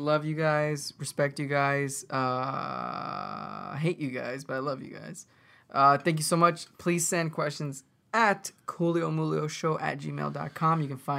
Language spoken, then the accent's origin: English; Vancouver, British Columbia, Canada; I'm from Vancouver, Canada. That's all we do.